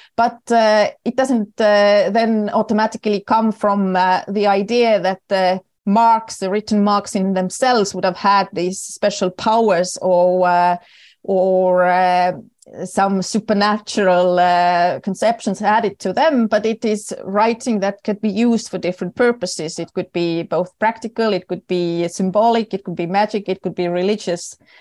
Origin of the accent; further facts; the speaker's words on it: Estonia; accent: typical for Estonians and Finns; English is a second language; moved away as an adult; also born or lived in Oslo, Norway; I am originally Estonian